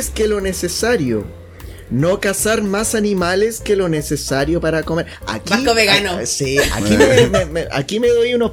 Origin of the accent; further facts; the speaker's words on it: Punta Arenas, Magallanes and Chilean Antarctica, Chile; Yo crecí en Punta Arena.